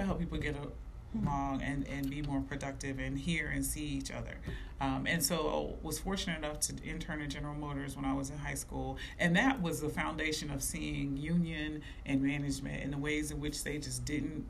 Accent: Dayton, Ohio, United States; moved away as an adult; also born or lived in East Coast; being a kid growing up in Dayton

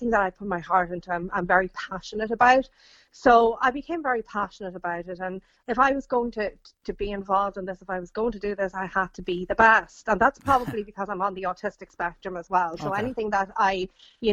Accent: Ireland; I grew up in Ireland, I grew up in a Catholic house

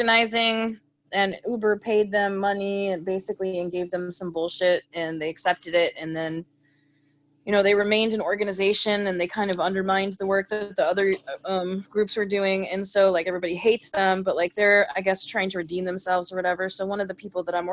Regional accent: Cary, Illinois, United States; moved away as an adult; now in Chicago, United States; I grew up in Cary.

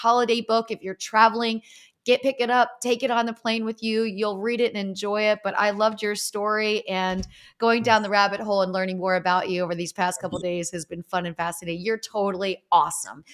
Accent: Easton, Pennsylvania, United States; I grew up in Easton, Pennsylvania, home of Larry

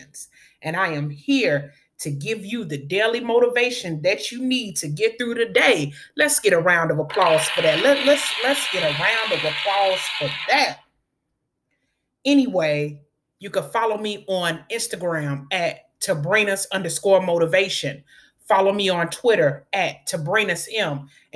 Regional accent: Chicago, Illinois, United States; she's from Chicago and I'm from Chicago

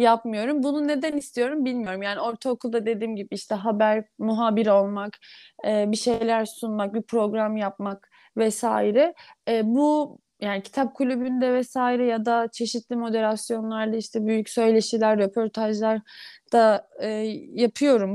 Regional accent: Istanbul, Turkey; Doğma büyüme İstanbulluyum

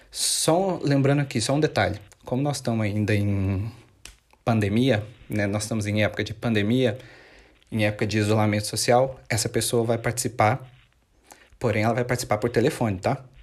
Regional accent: Monte Carmelo, Minas Gerais, Brazil; eu sou natural de Minas, Minas Gerais, assim como a Renata também. Nós somos naturais da cidade de Monte Carmelo

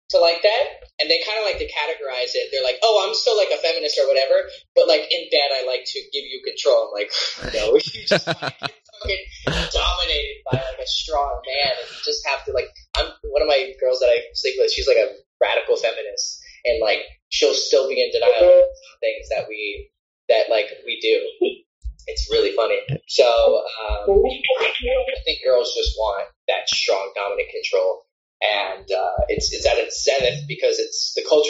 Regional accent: Florida, United States; also born or lived in Midwest; now in Romania; I was Latino and I grew up in Florida

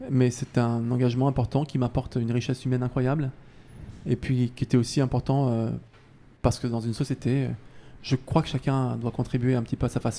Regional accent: Paris, Île-de-France, France; j'espère en tout cas pouvoir finir ma, belle et longue carrière euh, chez nous en France, à Paris, à la maison

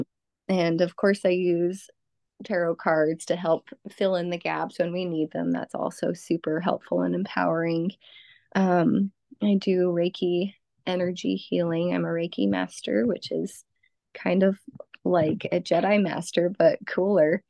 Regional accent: Los Angeles, California, United States; also born or lived in central Illinois; now in Illinois, United States; I grew up in in Southern California, in the Los Angeles area

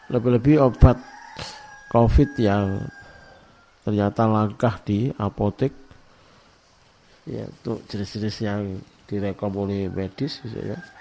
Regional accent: Jombang, East Java, Indonesia; born there; semalam saya ngecek di kota kelahiran saya di Jombang ada 35 jenazah di rumah sakit RSUD Jombang

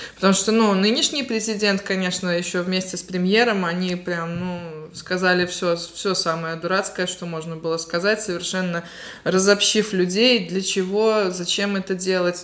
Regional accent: Latgale, Latvia; я приехала из Латгали

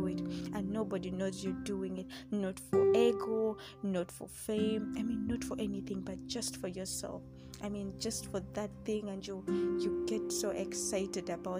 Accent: the East, Eastern Region, Uganda; now in Central Region, Uganda; I'm from the East, though I stay here in the Central

